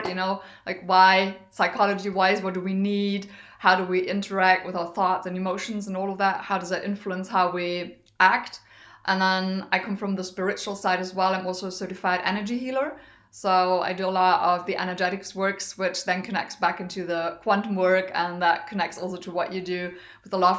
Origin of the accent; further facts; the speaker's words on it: Germany; also born or lived in Düsseldorf, Germany / United States; I'm in from Germany originally. I live most of the time in Germany.